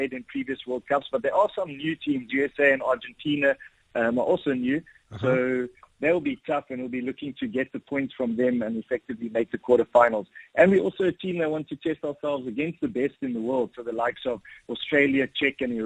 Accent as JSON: {"language": "English", "country": "South Africa", "said": "we're playing in our home country, Pretoria"}